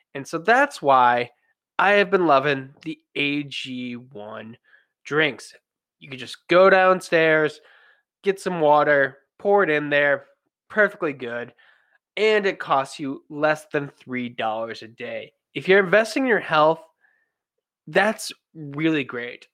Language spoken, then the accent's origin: English; Buffalo, New York, United States; my hometown team, the Buffalo Sabres